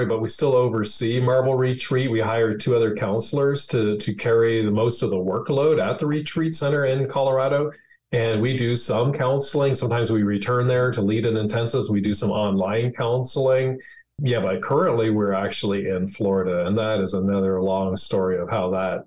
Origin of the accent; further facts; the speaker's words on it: Prince Edward Island, Canada; moved away as an adult; now in United States; I grew up in Prince Edward Island, Canada, a son of a lobster fisherman